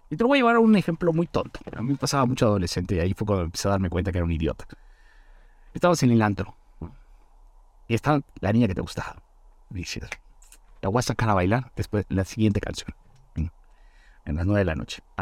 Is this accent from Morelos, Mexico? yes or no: no; Mérida, Yucatán, Mexico; cuando yo me vine de Mérida a México